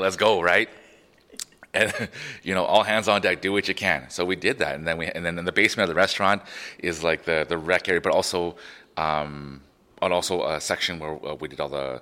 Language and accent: English; Prince Albert, Saskatchewan, Canada; Growing up in Prince Albert, first-generation Canadian